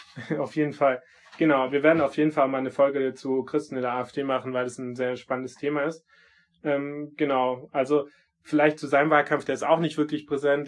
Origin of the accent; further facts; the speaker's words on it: Swabia, near Stuttgart, Baden-Württemberg, Germany; ich bin ja auch Schwabe und ich bin nicht so weit weg von Stuttgart aufgewachsen